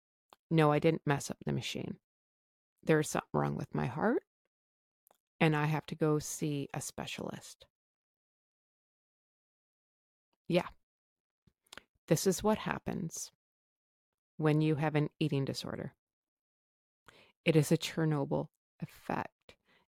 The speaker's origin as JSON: {"language": "English", "country": "Canada", "said": "I am Canadian."}